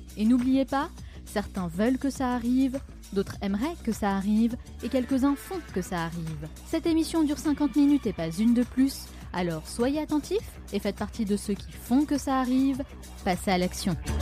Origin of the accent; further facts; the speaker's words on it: France; accent: French; mon petit accent français